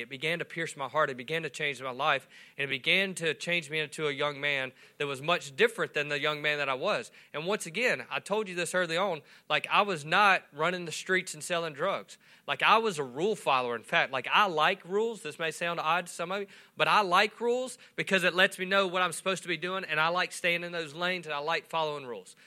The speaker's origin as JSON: {"language": "English", "town": "Swartz", "region": "Louisiana", "country": "United States", "tie": "born or raised there", "also_born_or_lived": "West Monroe, Louisiana / Calhoun, Louisiana", "said": "I grew up in Swartz"}